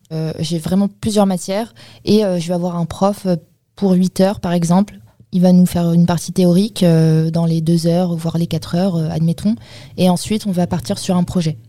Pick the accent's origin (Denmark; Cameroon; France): France; Paris, Île-de-France; Je viens de Paris. Euh, j'habite dans le 15e. Et euh, j'ai fait toute ma scolarité en banlieue parisienne et mon lycée à Paris